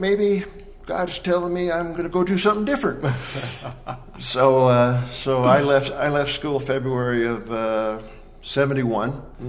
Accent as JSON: {"language": "English", "region": "Pacific Northwest", "country": "United States", "tie": "born or raised there", "said": "I grew up in the Northwest, Washington, Oregon, Idaho, Montana area."}